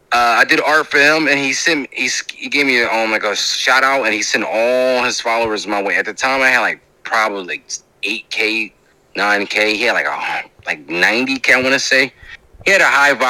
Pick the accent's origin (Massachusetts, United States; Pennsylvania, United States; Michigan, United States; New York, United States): Pennsylvania, United States; Philadelphia; I'm from Philly